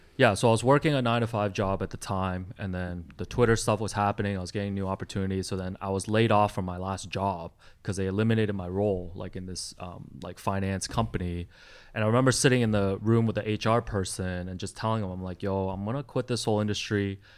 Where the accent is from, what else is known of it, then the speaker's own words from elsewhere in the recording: Toronto, Ontario, Canada; English is a second language; also born or lived in Hong Kong; I immigrated here to Toronto from Hong Kong with my family in 92 when I was 8 years old at the time and it was really hard for me as like a Chinese kid coming here like learning a new language